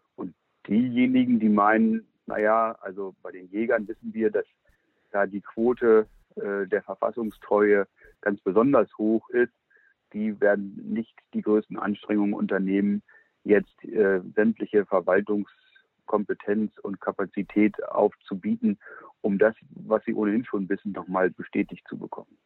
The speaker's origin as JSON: {"language": "German", "region": "Lower Saxony", "country": "Germany", "said": "Ich bin ja nun kein Preußer, als Hannoveraner"}